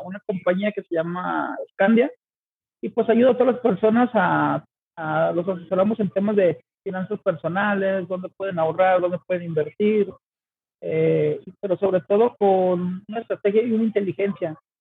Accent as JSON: {"language": "Spanish", "town": "Guadalajara", "region": "Jalisco", "country": "Mexico", "said": "soy de Guadalajara, Jalisco"}